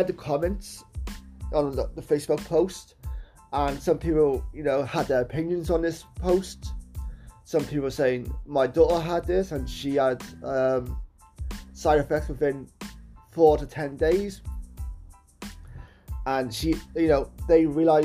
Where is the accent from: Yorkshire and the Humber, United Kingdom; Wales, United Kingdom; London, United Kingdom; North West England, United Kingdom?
Wales, United Kingdom; my country of Wales